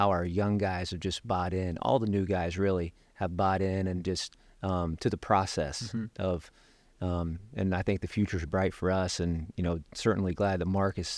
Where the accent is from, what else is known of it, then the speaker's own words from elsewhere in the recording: Dayton, Ohio, United States; Michael Jordan, John Paxson is from my hometown, from Dayton, Ohio.